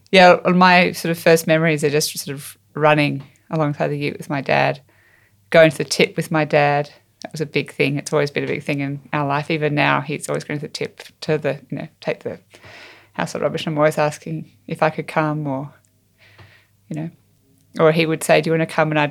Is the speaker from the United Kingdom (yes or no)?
no; Walcha, New South Wales, Australia; also born or lived in Sydney; I was born in Sydney, but my parents were living on a farm at Walcha, which is in um, the New England in New South Wales.